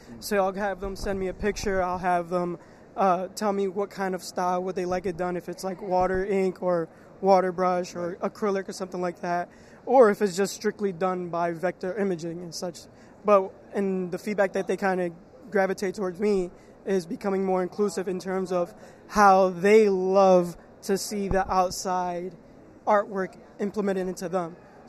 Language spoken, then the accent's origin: English; Philadelphia, Pennsylvania, United States; I am from Philadelphia.